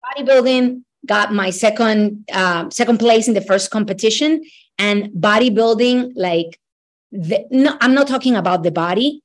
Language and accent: English; Ecuador; now in United States; I am originally from Ecuador.